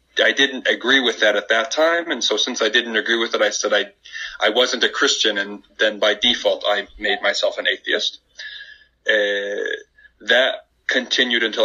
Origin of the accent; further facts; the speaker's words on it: Indiana, United States; moved away as an adult; also born or lived in Culver, Indiana; now in Turkey; I'm from Indiana. Was born in Indianapolis, but lived in Culver, Indiana, in the northern part of Indiana, too